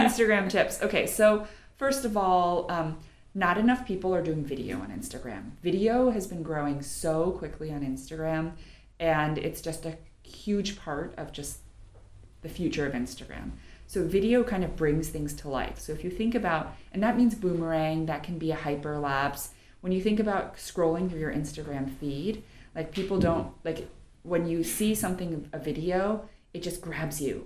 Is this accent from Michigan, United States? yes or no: no; New York, United States; I'm from New York originally